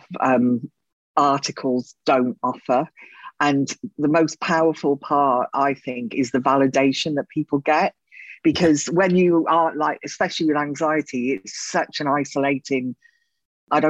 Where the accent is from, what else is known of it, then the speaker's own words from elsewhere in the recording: Wales, United Kingdom; moved away as an adult; also born or lived in London / Spain; Before that, I grew up in Wales